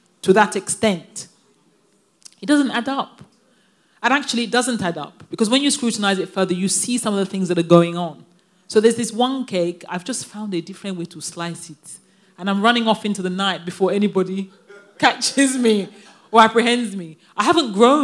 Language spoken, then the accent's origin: English; London, United Kingdom; moved away as an adult; now in Nigeria; a Nigerian child born and raised in London